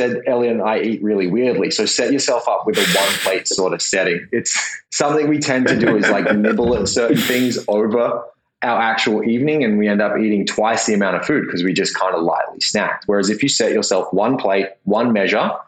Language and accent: English; Perth, Western Australia, Australia; growing up in Perth